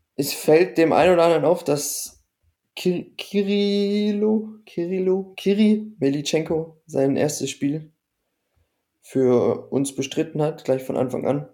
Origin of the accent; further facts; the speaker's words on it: Baden-Württemberg, Germany; als Badener für mich